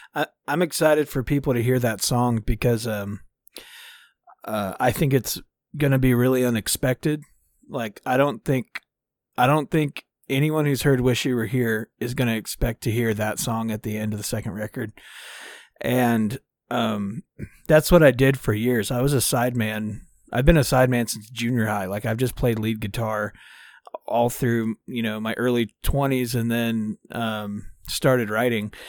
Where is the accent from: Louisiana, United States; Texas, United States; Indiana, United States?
Texas, United States; Dallas; I'm from Dallas, Texas. Uh, born and raised.